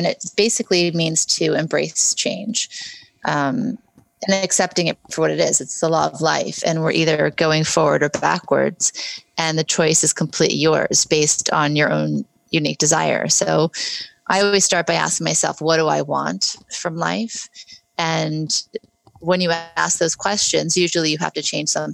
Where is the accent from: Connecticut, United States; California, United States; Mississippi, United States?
California, United States; Beverly Hills; also born or lived in New Orleans, Louisiana; we moved from New Orleans, where I was very happy, to Beverly Hills, California